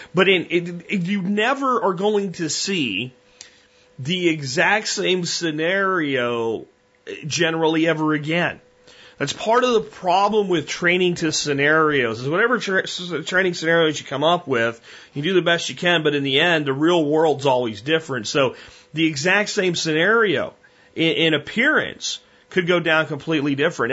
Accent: United States; As an American

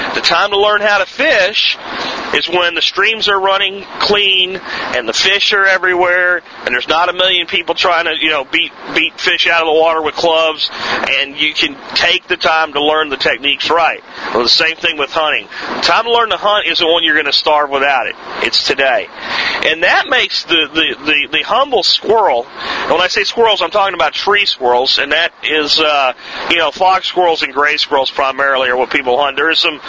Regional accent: Pennsylvania, United States; now in Texas, United States; I grew up in Pennsylvania hunting squirrels

